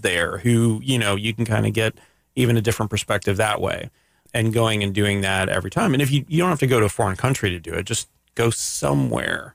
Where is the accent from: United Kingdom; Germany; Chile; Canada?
Canada; I'm from Canada